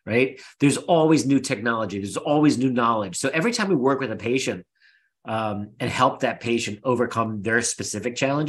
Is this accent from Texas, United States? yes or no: no; Philadelphia, Pennsylvania, United States; We're both from Philly